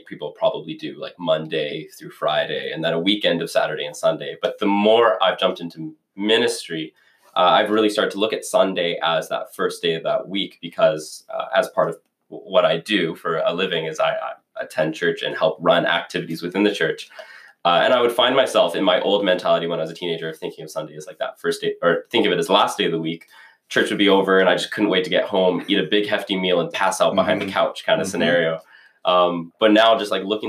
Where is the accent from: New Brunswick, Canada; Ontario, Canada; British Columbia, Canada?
British Columbia, Canada; BC; moved away as an adult; now in Regina, Canada